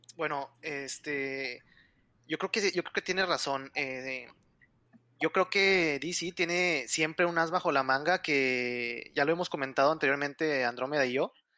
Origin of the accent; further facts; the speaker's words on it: Monterrey, Nuevo León, Mexico; yo soy de Monterrey, aquí en Monterrey